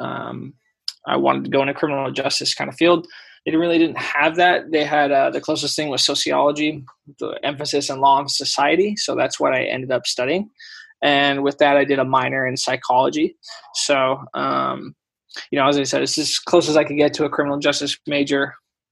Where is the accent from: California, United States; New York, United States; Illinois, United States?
California, United States; Fresno; also born or lived in Davis / Sweden / Ireland; It's my hometown